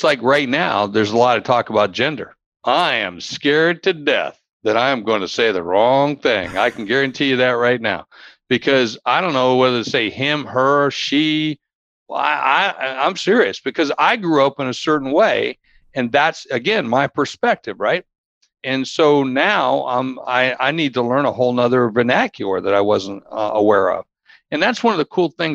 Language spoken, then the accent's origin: English; Warner Robins, Georgia, United States; growing up in Warner Robins, Georgia, down at the trailer park where I grew up